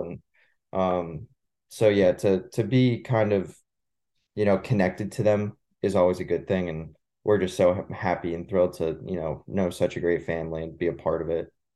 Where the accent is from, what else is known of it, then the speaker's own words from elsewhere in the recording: Manasquan, New Jersey, United States; growing up in Manasquan